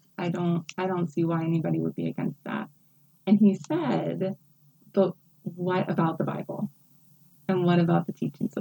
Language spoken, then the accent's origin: English; West Virginia, United States; now in Philadelphia, United States; I'm originally from West Virginia. So I'm born and raised in West Virginia